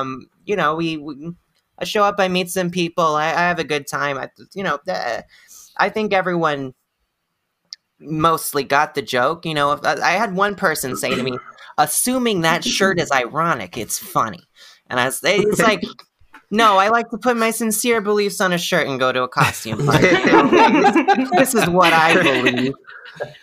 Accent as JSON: {"language": "English", "town": "Houston", "region": "Texas", "country": "United States", "said": "I'm from Houston"}